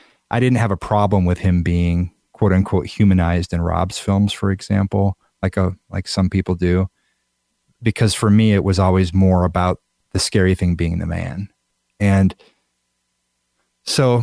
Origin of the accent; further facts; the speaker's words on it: Iowa, United States; I grew up in Iowa. I still live in Iowa